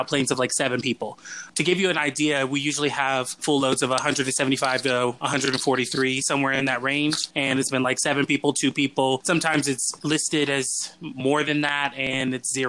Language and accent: English; Atlanta, Georgia, United States; I'm originally from Atlanta